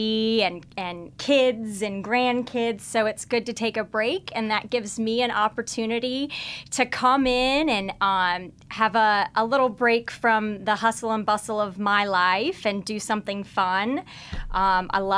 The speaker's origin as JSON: {"language": "English", "region": "Kansas", "country": "United States", "tie": "born or raised there", "moved": "yes", "said": "I'm not from here. I'm originally from Kansas. So I'm a born and raised meat and potatoes cattle girl."}